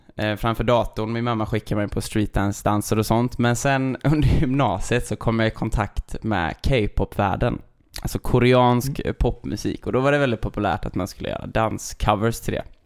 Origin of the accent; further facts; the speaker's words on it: Sjövik, Sweden; moved away as an adult; also born or lived in Stockholm; now in Gothenburg, Sweden; jag flyttade ju från Sjövik eh, när jag tog studenten och flyttade till Stockholm.